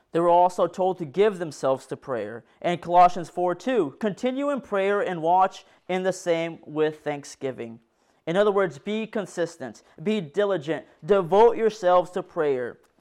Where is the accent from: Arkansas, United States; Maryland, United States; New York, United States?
Arkansas, United States; Decatur; I'm from Decatur, Arkansas